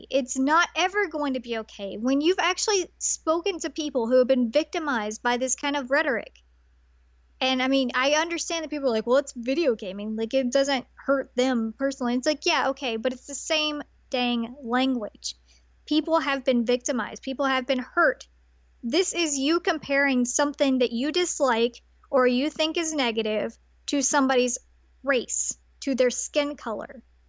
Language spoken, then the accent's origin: English; Tennessee, United States; I grew up in Tennessee.